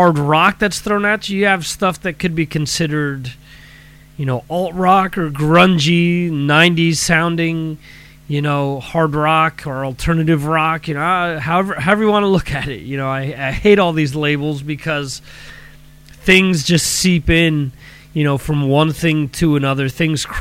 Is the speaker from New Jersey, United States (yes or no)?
yes; New Jersey, United States; growing up in New Jersey, you had a radio station